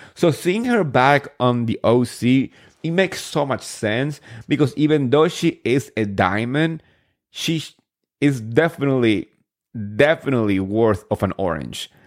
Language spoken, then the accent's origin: English; New Jersey, United States; I'm from Jersey